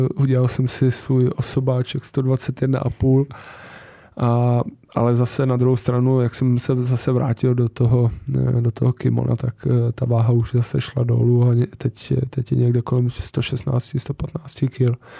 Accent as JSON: {"language": "Czech", "country": "Czechia", "said": "tady u nás v Praze"}